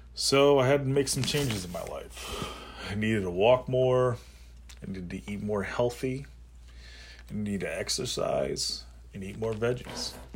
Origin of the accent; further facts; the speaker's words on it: Lancaster, Pennsylvania, United States; I was born and raised in Lancaster, Pennsylvania